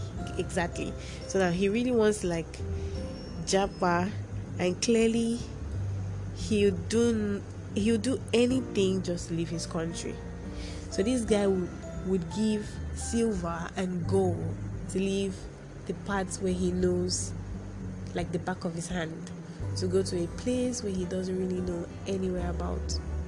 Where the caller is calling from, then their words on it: Nigeria; I'm not talking from any other place. I'm speaking from Nigeria here with you that is listening